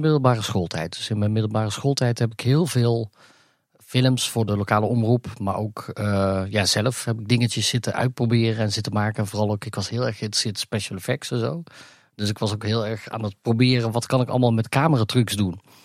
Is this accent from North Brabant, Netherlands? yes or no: yes; Gemert, North Brabant, Netherlands; also born or lived in Africa; ik kom uit Gemert, uit Brabant